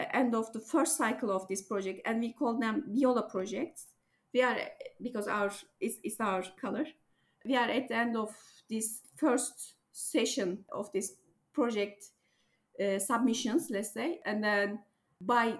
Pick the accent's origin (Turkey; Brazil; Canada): Turkey; I'm from Turkey